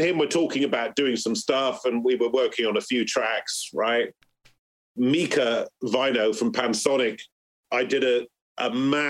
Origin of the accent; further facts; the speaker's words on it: Bristol, South West England, United Kingdom; because I'm growing up in Bristol, like … and all that, they're like my mates.